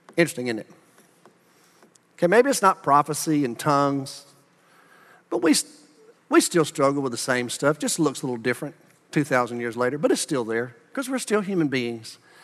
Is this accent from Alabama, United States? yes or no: yes; Birmingham, Alabama, United States; moved away as an adult; also born or lived in Huntsville, Alabama; now in Arlington, United States; I grew up in Birmingham